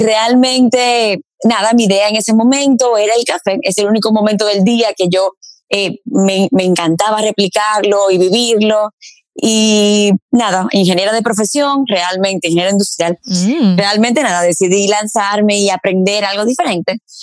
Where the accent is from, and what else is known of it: Dominican Republic; moved away as an adult; also born or lived in Paris, France